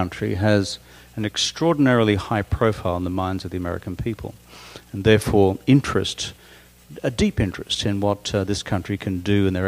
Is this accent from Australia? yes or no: yes; Australia; now in United States; I'm Australian